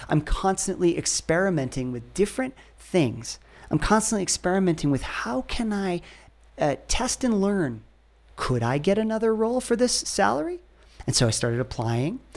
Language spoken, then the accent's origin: English; Ohio, United States; I grew up in Ohio